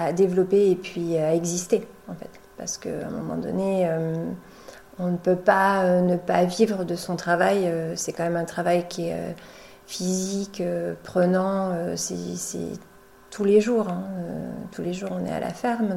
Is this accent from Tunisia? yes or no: no; Poitou, Vienne, Nouvelle-Aquitaine, France; moved away as an adult; now in Charente-Maritime, France; moi je viens du Poitou, je viens de la Vienne